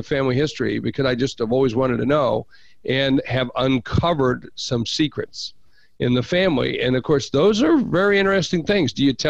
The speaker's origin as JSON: {"language": "English", "town": "Sioux Falls", "region": "South Dakota", "country": "United States", "tie": "born or raised there", "also_born_or_lived": "New York", "said": "my hometown of Sioux Falls, South Dakota"}